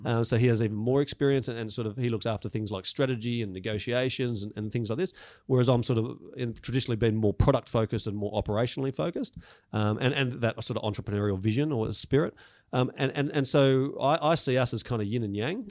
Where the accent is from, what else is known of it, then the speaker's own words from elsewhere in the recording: Melbourne, Victoria, Australia; I grew up in Melbourne, uh, out in the um, southeastern suburbs